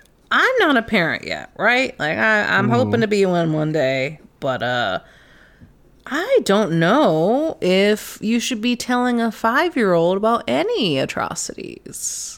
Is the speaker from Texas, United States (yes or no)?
yes; Texas, United States; I'm from Texas.